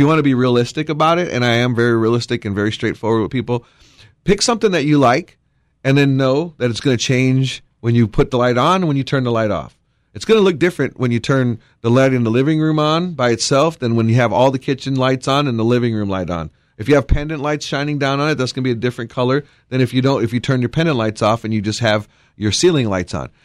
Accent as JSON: {"language": "English", "region": "Wisconsin", "country": "United States", "tie": "born or raised there", "moved": "yes", "lives_now": "Texas, United States", "said": "Growing up in Wisconsin"}